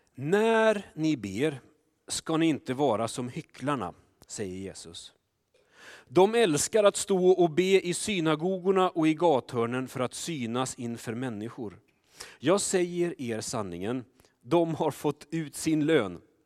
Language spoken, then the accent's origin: Swedish; Sweden; vi svenskar